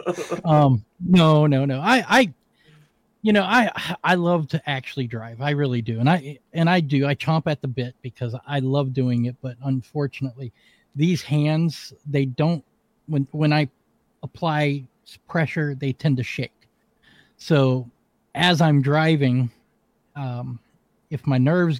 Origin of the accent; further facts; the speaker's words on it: Washington, District of Columbia, United States; moved away; also born or lived in West Virginia; I was born and raised in Washington, D.C., the murder capital of the world in the 70s. I grew up as the minority in my neighborhood